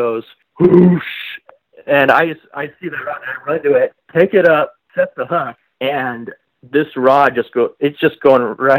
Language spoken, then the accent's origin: English; Seattle, Washington, United States; moved away as an adult; now in Las Vegas, United States; I'm originally from Seattle, Washington, and I moved to Las Vegas about 7 years ago.